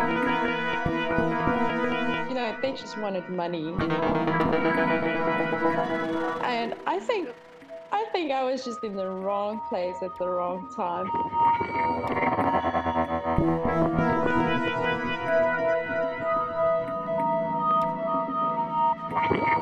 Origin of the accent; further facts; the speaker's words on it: South Africa; I'm from South Africa